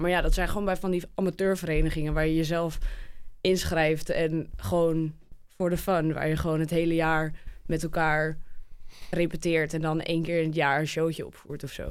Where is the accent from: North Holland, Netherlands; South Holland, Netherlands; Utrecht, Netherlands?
North Holland, Netherlands; near Alkmaar; kom uit de buurt van Alkmaar